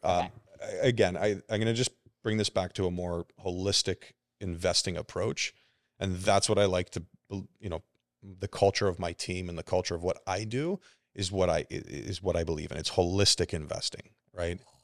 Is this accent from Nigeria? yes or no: no; Burlington, Ontario, Canada; I'm still Canadian. I grew up, I'm born and raised in Burlington